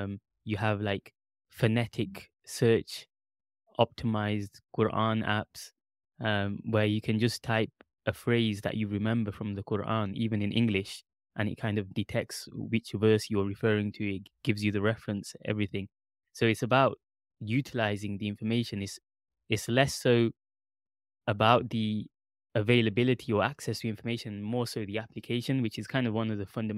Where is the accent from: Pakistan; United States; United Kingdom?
Pakistan; Yeah, I'm also Pakistani.